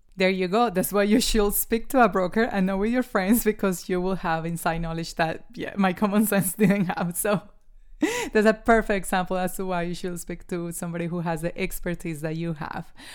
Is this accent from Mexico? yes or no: no; New Zealand; now in Australia; I'm a Kiwi